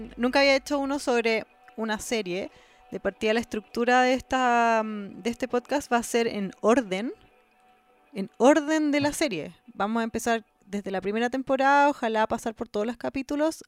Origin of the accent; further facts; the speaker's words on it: Chile; De Chile